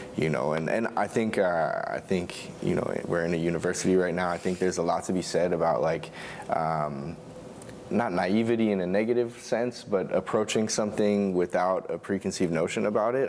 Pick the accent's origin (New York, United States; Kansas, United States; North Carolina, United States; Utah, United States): New York, United States; between Long Island and Connecticut, suburbs of New York City, United States; moved away as an adult; also born or lived in Oregon; I grew up in the suburbs of New York City, uh, between Long Island and Connecticut.